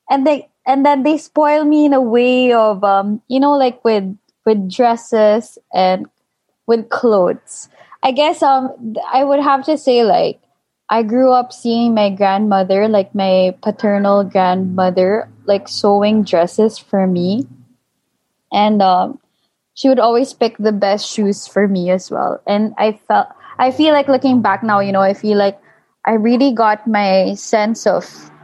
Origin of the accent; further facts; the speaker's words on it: Manila, Metro Manila, Philippines; also born or lived in London; I was born and raised in Manila, Philippines.